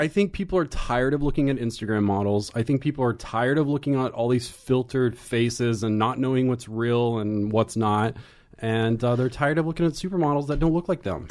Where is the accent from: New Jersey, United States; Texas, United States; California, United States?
Texas, United States; Pilot Point; moved away; I grew up in a small little town north of Dallas called Pilot Point.